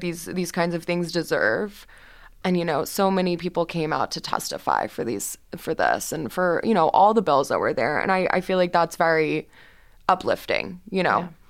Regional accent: Houston, Texas, United States; moved away as an adult; now in Boston, United States; I am from Houston, Texas

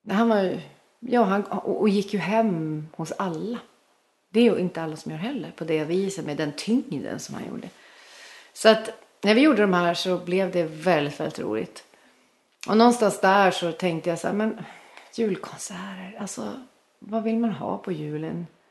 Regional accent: Sundsvall, Västernorrland County, Sweden; jag kommer från Sundsvall

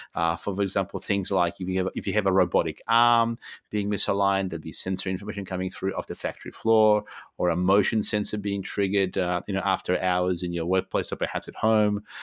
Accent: Poland; moved away; Poland, uh, my home country

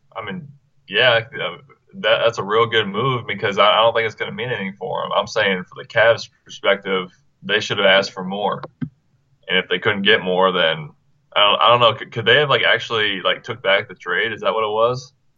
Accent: Marion, Indiana, United States; Marion, Indiana, my hometown

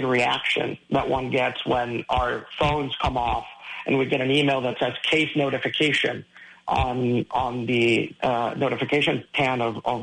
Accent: Caracas, Capital District, Venezuela; moved away; I was born in Caracas, Venezuela

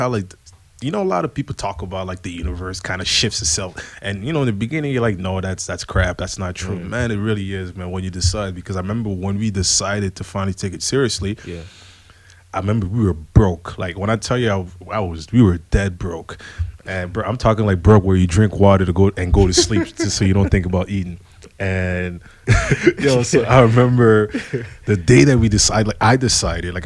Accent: Ottawa, Ontario, Canada; moved away as an adult; also born or lived in Congo; now in Montreal, Canada; I'm from Ottawa. I'm from Congo, originally born. I came I moved to Canada in 2001, then moved to Montreal in 2010

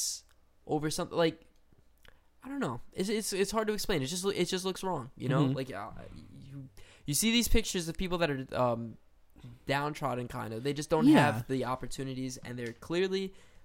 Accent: Cuba; I'm Cuban.

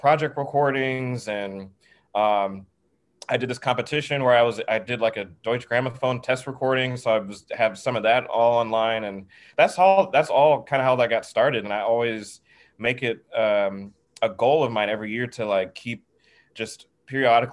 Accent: the South, United States; growing up in the South

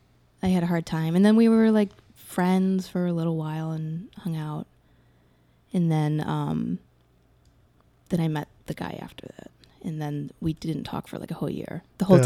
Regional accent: Evanston, Illinois, United States; born or raised there

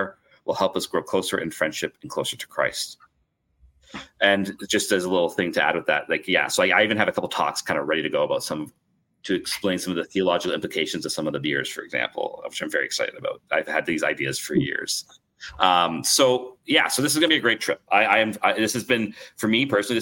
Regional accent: Canada; as a Canadian

